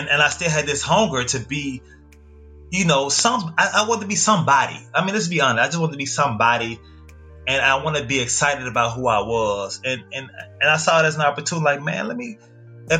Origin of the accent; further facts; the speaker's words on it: Birmingham, Alabama, United States; moved away as an adult; also born or lived in Tuscaloosa, Alabama; now in New York, United States; growing up in Alabama, It was cool, man. I was raised in the West End